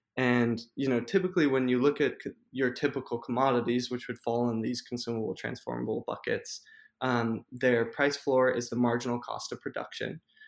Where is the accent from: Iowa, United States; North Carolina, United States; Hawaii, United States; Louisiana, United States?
Hawaii, United States; now in New York, United States; Some people know this, but I grew up on Hawaii, and so I did retreat to the islands for a little bit, and I'm back in New York at the moment.